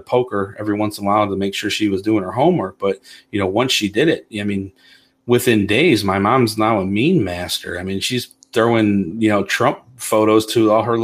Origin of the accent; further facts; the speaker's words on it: Toledo, Ohio, United States; I'm born and raised in Toledo, the Polish neighborhood where she claims to be from